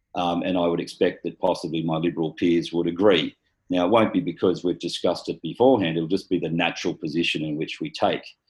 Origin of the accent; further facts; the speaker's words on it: Galston, New South Wales, Australia; also born or lived in Hornsby; I was born in Hornsby Hospital. I was schooled in Galston Primary, Galston High